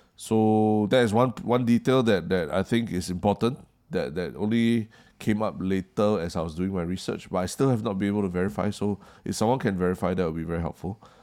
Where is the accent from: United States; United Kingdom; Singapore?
Singapore; as a Singaporean